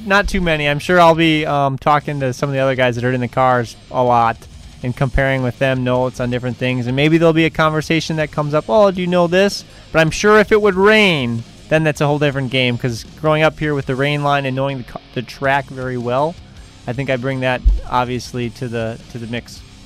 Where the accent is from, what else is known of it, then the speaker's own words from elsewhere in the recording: Elkhart Lake, Wisconsin, United States; as a kid growing up in Elkhart